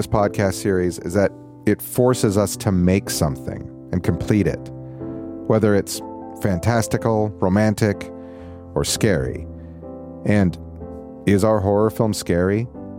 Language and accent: English; Albuquerque, New Mexico, United States; About 15 years ago, in my hometown of Albuquerque, New Mexico, I did a string of B-movies